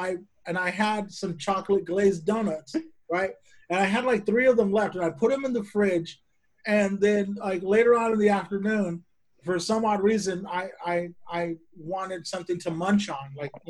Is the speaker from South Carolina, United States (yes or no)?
no; Bakersfield, California, United States; Because I'm from Bakersfield.